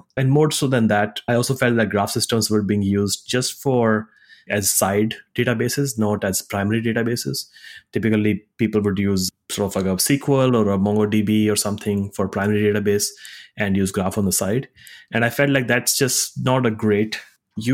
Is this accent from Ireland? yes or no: no; India; also born or lived in Singapore / Zurich, Switzerland; I grew up in India, went to college in Singapore, and joined Google right out of college